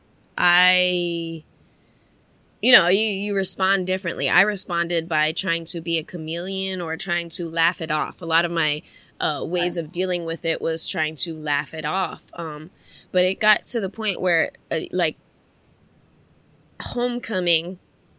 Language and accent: English; United States; also born or lived in Ohio; I grew up in Montgomery County. The melting pot of the melting pot. We have every kind of, every kind of culture and every kind of nationality possible around here